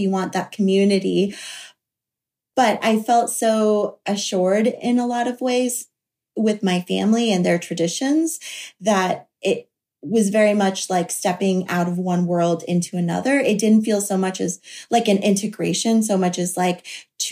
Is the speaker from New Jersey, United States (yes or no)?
no; Florida coast, United States; where I grew up on the Florida coast